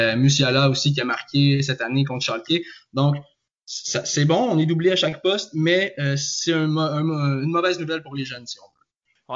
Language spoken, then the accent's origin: French; Joliette, Quebec, Canada; now in Trois-Rivières, Canada; je suis natif de Joliette et j'habite je, présentement à Trois-Rivières